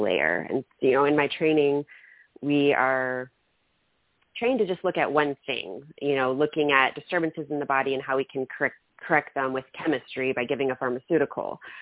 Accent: Germany; now in United States; I grew up in Germany

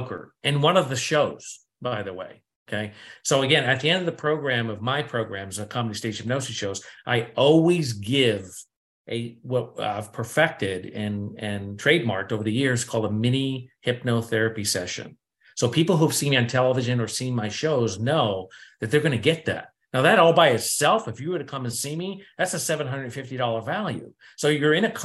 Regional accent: New England, United States; I'm from New England

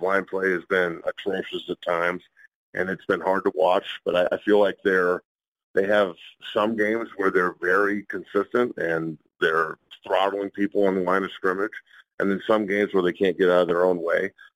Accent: Colorado, United States; I'm from Colorado

